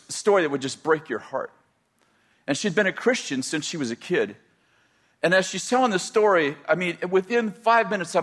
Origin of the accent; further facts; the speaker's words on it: the Bay Area, California, United States; moved away as an adult; also born or lived in Weaverville, California / Redding, California; I was raised in the Bay Area at 20 years old, 22 years old. Yeah, 22 years old, we moved to Weaverville